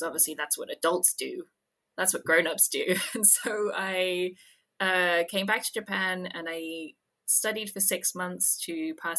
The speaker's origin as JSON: {"language": "English", "country": "United Kingdom", "said": "because I'm British"}